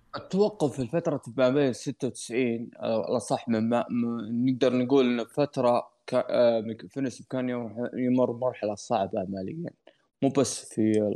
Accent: Saudi Arabia; بلدي السعوديه

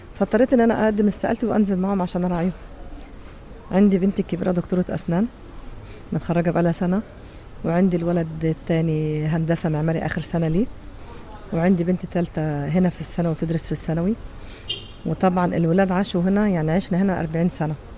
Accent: Egypt; now in Saudi Arabia; انا مصريه

